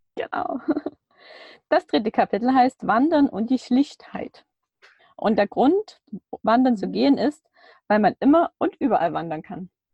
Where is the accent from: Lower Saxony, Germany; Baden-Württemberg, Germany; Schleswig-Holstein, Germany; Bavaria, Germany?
Baden-Württemberg, Germany; Wir kommen beide irgendwie aus Baden-Württemberg